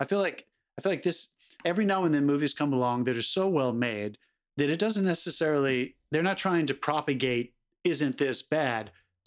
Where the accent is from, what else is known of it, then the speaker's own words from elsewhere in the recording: United States; as an American who is three generations removed from this time period